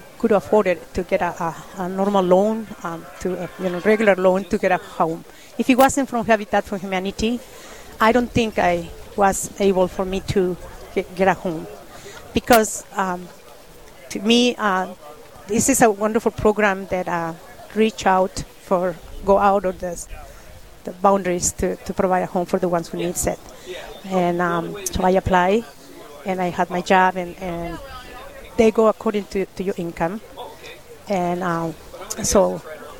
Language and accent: English; Mexico; moved away; also born or lived in California; I'm from Mexico